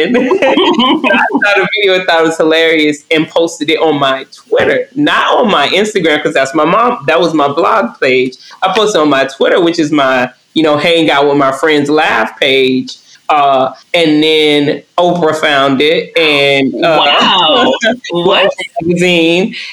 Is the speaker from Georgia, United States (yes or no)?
yes; Northwest Georgia, United States; I'm from Northwest Georgia. Twerking is, we don't even really call it twerking. When I grew up, we called it booty shaking